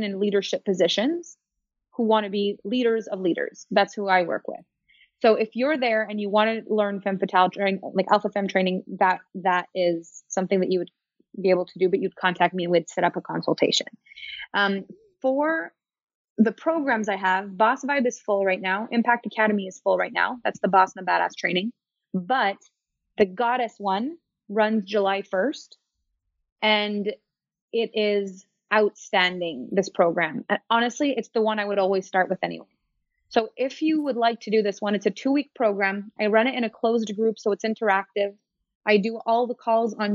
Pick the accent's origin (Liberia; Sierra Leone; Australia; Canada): Canada; I'm French Canadian.